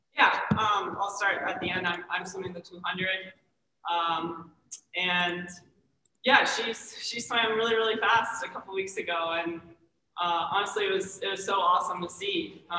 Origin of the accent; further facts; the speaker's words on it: Maryland, United States; So she's from Virginia. I'm from Maryland. And of course, she's quite a few years younger than me. So we never really raced growing up in that area.